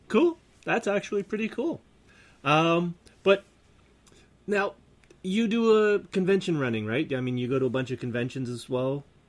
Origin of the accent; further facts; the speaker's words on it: Canada; we're Canadian